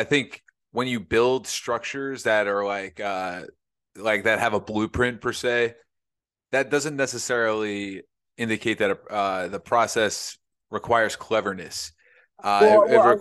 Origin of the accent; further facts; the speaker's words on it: Northeast, United States; we're from the Northeast